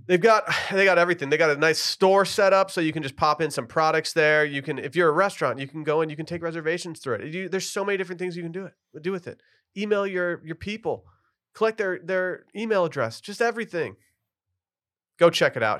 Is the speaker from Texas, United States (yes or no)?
yes; Austin, Texas, United States; I'm from Austin